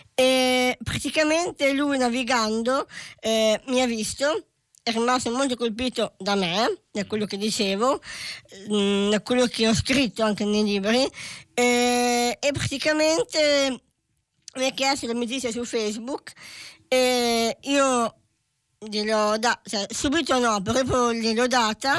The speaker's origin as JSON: {"language": "Italian", "region": "Tuscany", "country": "Italy", "said": "sono toscana"}